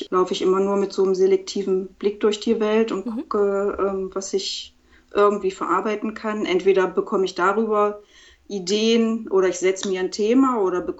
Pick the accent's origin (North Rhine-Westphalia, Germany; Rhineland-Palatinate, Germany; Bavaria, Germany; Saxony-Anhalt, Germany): Saxony-Anhalt, Germany; Quedlinburg; meine erste Ausstellung hier in meiner Heimatstadt Quedlinburg gemacht.